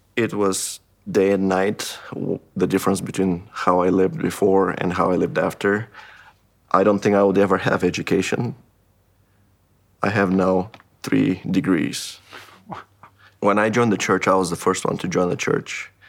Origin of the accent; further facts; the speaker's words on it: Haiti; moved away; I'm originally from Haiti.